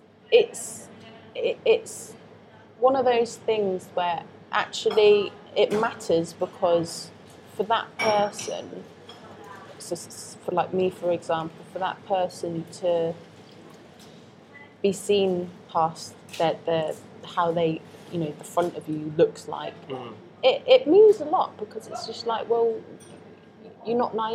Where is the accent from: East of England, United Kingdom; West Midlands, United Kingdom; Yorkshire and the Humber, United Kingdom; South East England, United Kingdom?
South East England, United Kingdom; Oxford; moved away as an adult; now in London, United Kingdom; I grew up in Oxford, but I'm not posh